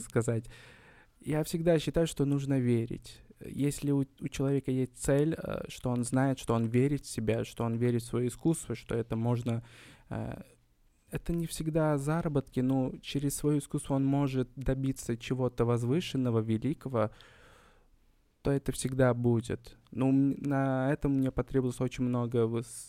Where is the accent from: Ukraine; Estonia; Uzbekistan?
Uzbekistan; Kokand, Fergana Region; я не из Ташкента, я родился в Коканде, Ферканская долина.